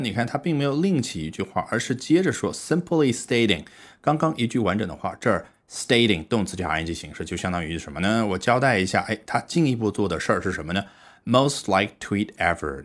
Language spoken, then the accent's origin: Chinese; China; 我们中国人